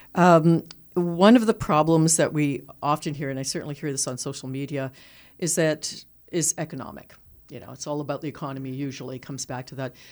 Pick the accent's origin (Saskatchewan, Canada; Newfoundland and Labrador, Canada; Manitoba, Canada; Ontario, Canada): Ontario, Canada; Toronto; I grew up in Toronto, and you know, was on social assistance as a teenager